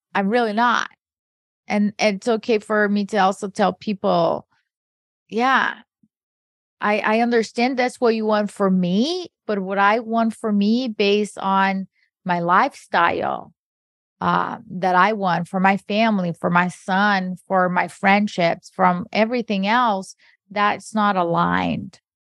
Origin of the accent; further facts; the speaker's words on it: Brazil; moved away; I grew up in Brazil